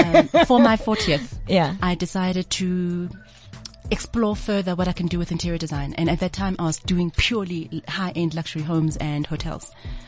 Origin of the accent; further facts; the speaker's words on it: South Africa; Not only designer in Africa, born and bred in Africa.